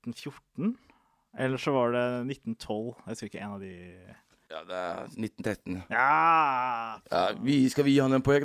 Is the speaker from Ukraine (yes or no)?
no; Somalia; Er det fordi jeg er somalier, eller?